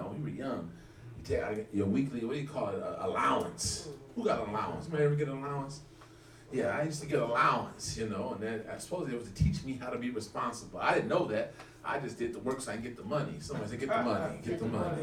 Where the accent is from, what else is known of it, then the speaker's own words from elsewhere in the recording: Los Angeles, California, United States; I grew up in the Midwest in Los Angeles